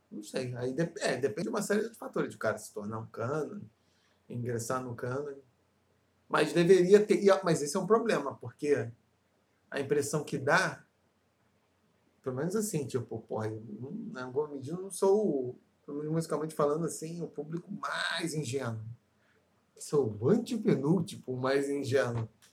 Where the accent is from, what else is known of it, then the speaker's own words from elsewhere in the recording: Brazil; Caravana de Campo Grande, rua Olinda Hélio, lá onde eu me criei